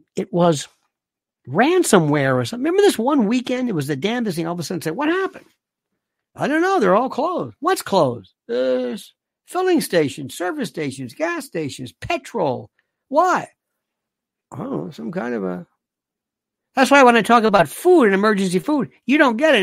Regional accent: Florida, United States; growing up in Florida, a lot of people talk like

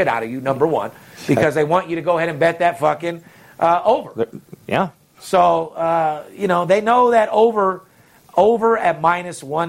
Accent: Las Vegas, Nevada, United States; I'm born and raised in Vegas

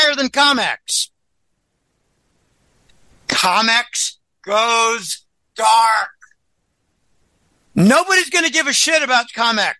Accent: Pennsylvania, United States; moved away as an adult; also born or lived in Boston / Florida; I grew up in Pennsylvania, and I went to work in Boston. I lived in Florida for a year

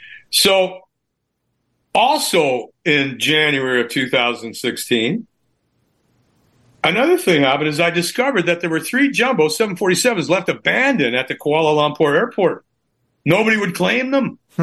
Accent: Canada; I'm a Canadian Icelander. My grandma and grandpa, they came into that area back in the 1800s.

